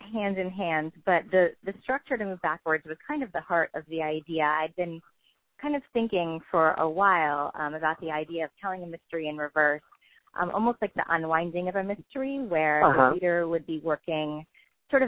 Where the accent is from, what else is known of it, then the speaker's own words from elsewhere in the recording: New Jersey, United States; moved away as an adult; now in North Carolina, United States; I grew up in New Jersey, and I moved to North Carolina about 12 years ago